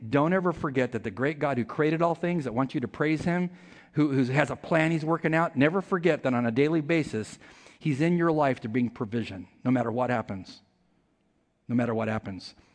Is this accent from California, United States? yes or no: yes; California, United States; I'm from California